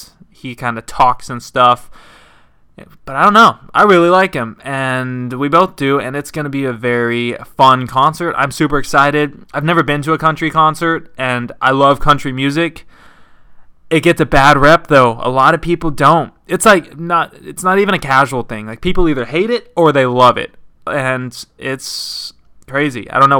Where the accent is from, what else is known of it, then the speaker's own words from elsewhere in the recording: Texas, United States; because I grew up like in Texas, West Texas, and like a bunch of people listened to country, like my parents and stuff.